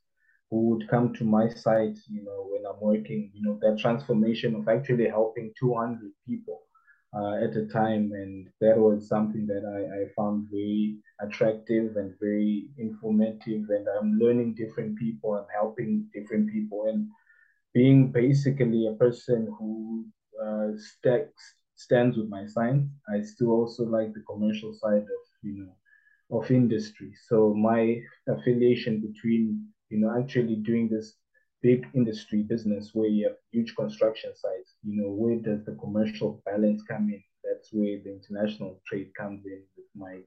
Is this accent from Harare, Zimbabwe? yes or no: yes; Harare, Zimbabwe; moved away; also born or lived in Cape Town / Dubai; I'm also from Harare, so we have business there, so that's home.